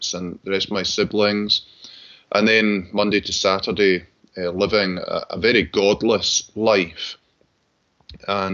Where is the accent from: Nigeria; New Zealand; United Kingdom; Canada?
United Kingdom; Glasgow, Scotland; I grew up in Glasgow, attended public school there